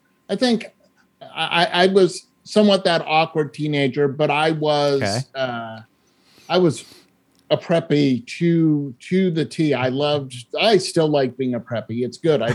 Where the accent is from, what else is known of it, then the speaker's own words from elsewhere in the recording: Sherborn, Massachusetts, United States; I grew up in a small town in Massachusetts called Sherburn, which is 18 miles southwest of Boston